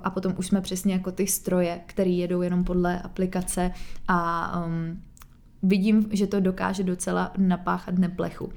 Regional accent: Czechia; u nás v Čechách

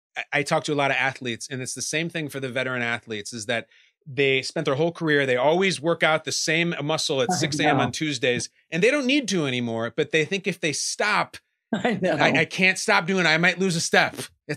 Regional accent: Westchester, New York, United States; I come from Westchester. So I have a fair amount of time.

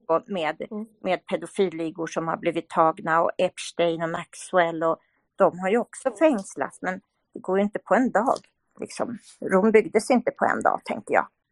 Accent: Sweden; Vi svenskar, vi, vi är mycket räddare och vågar inte säga vad vi tycker

